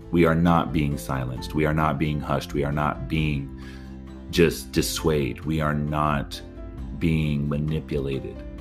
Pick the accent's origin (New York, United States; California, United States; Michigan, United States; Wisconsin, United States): California, United States; I'm from California